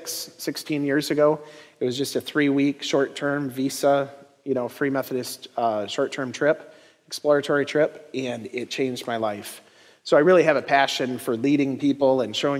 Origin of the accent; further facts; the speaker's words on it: Bad Axe, Michigan, United States; I'm from Bad Axe, Michigan